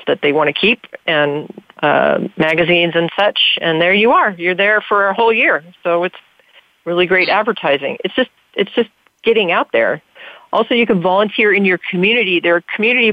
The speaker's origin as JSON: {"language": "English", "town": "Santa Clarita", "region": "California", "country": "United States", "tie": "born or raised there", "said": "in my hometown of Santa Clarita, I was voted best PI"}